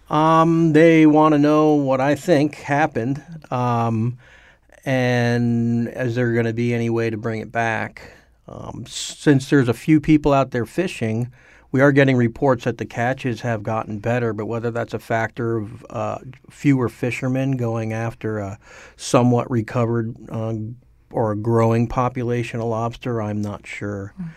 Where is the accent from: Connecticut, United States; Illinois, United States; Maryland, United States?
Connecticut, United States; Wilton; moved away as an adult; also born or lived in Vermont / Guatemala / Alaska; I grew up in Wilton, and we fished Long Island Sound a lot for flounder and bluefish